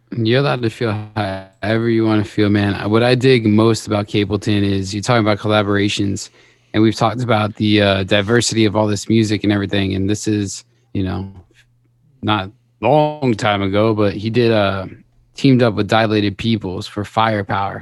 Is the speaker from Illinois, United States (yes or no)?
no; Las Vegas, Nevada, United States; I grew up in Las Vegas